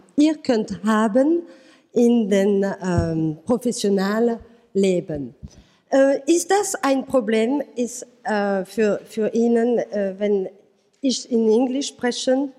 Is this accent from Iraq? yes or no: no; France; accent: French; German is a second language; Ich bin Französisch, vielleicht haben Sie das gemerkt mit meinem Akzent.